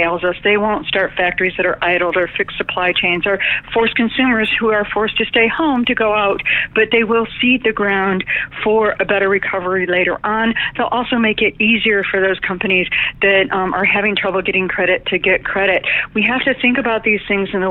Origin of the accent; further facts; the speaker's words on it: Detroit, Michigan, United States; the economic train wreck that I grew up in Detroit, Michigan